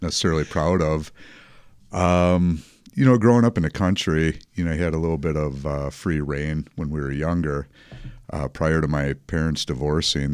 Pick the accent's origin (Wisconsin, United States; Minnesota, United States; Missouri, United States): Wisconsin, United States; Dousman; also born or lived in Waukesha; we were born and raised in Dowsman